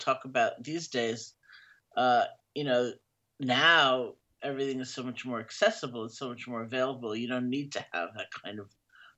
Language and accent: English; East Coast of the U.S., United States; I grew up in the East Coast of the U.S.